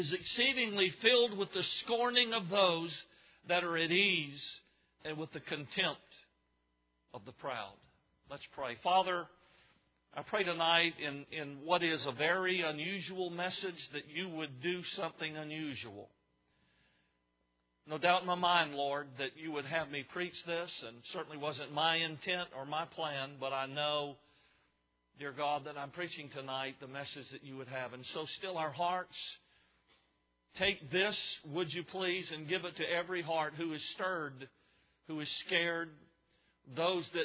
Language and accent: English; Savannah, Georgia, United States; moved away as an adult; now in Idaho, United States; I grew up in Savannah, Georgia, which is a historic town